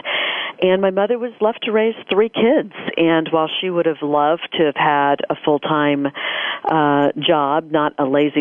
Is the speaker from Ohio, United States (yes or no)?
yes; Dayton, Ohio, United States; moved away as an adult; now in Dallas, United States; I grew up in Dayton, Ohio, the little D, to move much later in life to the big D, Dallas